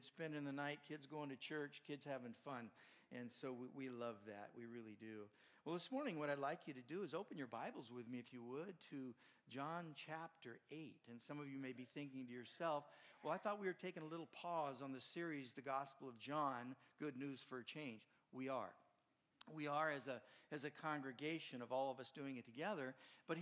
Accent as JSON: {"language": "English", "region": "Southern California", "country": "United States", "tie": "born or raised there", "moved": "yes", "said": "I grew up in Southern California. Don't hold it against me, but that's where I grew up"}